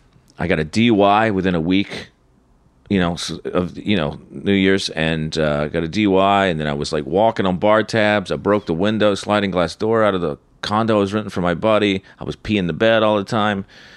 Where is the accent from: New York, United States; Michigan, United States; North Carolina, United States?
North Carolina, United States; Charlotte; moved away; Charlotte, my hometown.